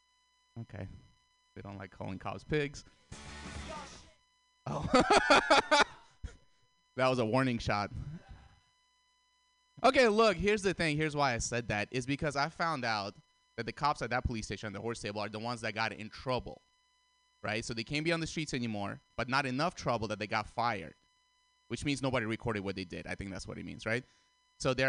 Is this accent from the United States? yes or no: no; Russia; moved away; I grew up in Russia